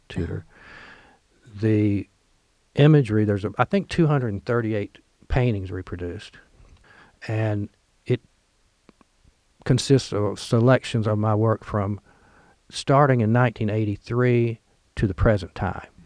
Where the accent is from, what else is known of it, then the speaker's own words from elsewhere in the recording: Oxford, Mississippi, United States; Lemuria stocks at Square Books in Oxford, my hometown.